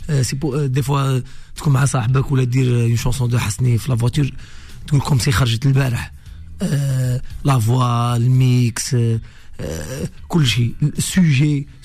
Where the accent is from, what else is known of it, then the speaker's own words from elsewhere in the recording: Algeria; Là-bas chez nous, c'est, chez nous en Algérie et chez vous ici